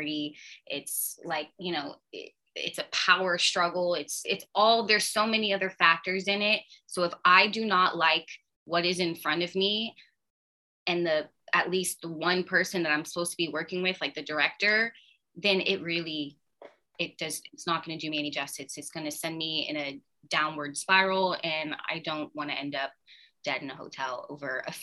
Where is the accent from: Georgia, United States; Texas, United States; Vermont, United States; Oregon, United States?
Texas, United States; moved away; I come from Texas